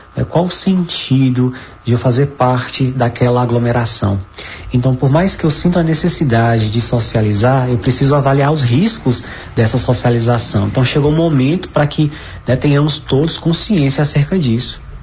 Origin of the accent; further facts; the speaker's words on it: Northeast Region, Brazil; nós somos nordestinos, tão envolvidos com essa festa